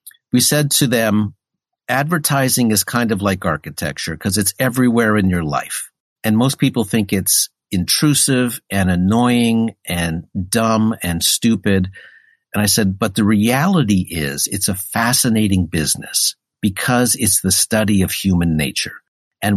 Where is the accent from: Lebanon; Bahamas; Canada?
Canada; Sudbury, Ontario; moved away as an adult; Growing up in Sudbury was great